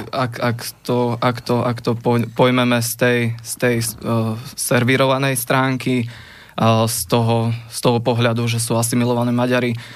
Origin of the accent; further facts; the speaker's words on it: Rumince, Banská Bystrica Region, Slovakia; presne z Ruminiec, to je obec v Rimavsko-Sobotskom okrese pri slovensko-maďarských hraniciach.